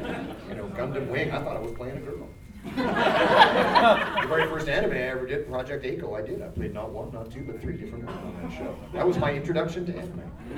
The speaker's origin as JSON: {"language": "English", "region": "the South", "country": "United States", "said": "I'm not from this country. I'm from the South."}